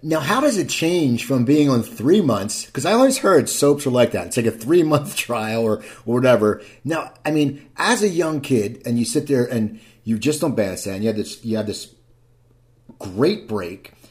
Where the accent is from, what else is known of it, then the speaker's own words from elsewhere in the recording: New Jersey, United States; I grew up in New Jersey